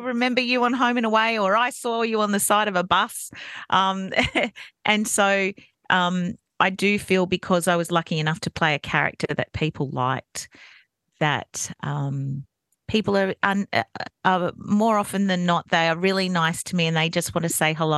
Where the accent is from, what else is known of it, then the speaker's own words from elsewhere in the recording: Campbelltown, New South Wales, Australia; also born or lived in Goulburn; I was born in Goulburn and moved to Campbelltown when I was very young